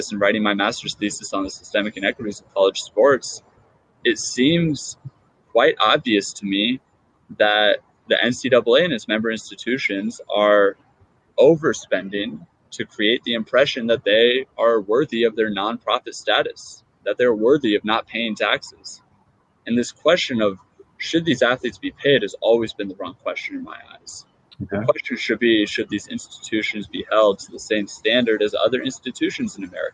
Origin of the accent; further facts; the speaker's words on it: Seattle, Washington, United States; my hometown in Seattle